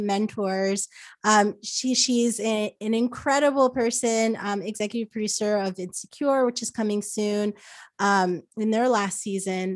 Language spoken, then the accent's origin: English; New Jersey, United States; moved away as an adult; also born or lived in New York; now in Los Angeles, United States; I, I grew up in New Jersey, so I, I was basically born in a mall